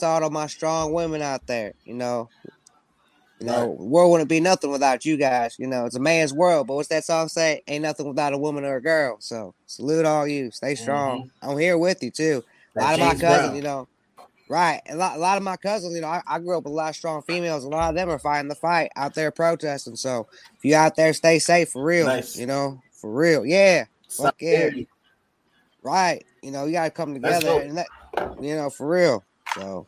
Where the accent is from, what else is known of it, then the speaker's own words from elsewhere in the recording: St. Louis, Missouri, United States; I'm from St. Louis, you know, but I'm from the outskirts